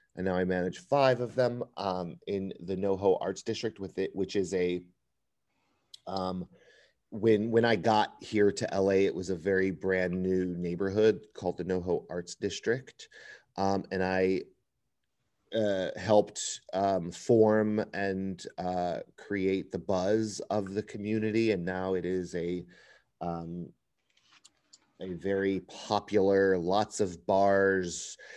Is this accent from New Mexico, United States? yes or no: no; Chicago suburbs in Northwest Indiana, United States; moved away as an adult; now in Los Angeles, United States; I'm originally from Chicago, um, the suburbs in Northwest Indiana